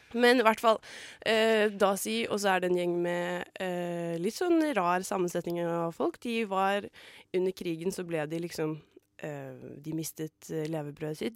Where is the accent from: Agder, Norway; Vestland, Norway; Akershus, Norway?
Akershus, Norway; Asker; moved away; jeg var hjemme i Asker